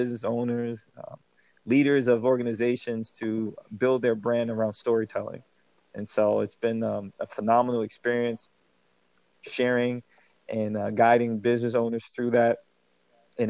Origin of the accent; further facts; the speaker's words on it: New Jersey, United States; also born or lived in Germany; Born in Germany, but raised here in Jersey